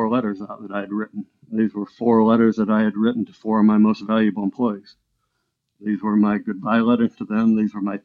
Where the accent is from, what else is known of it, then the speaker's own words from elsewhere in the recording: Illinois, United States; now in Florida, United States; Anna Jonesboro is where the mental hospital was, where I grew up in Illinois.